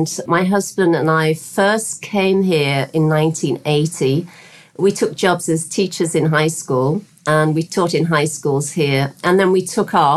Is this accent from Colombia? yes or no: no; West Midlands, United Kingdom; moved away as an adult; now in Bahamas; Originally from the UK, I was born in the West Midlands, in the kind of the centre of the UK, in a working class town.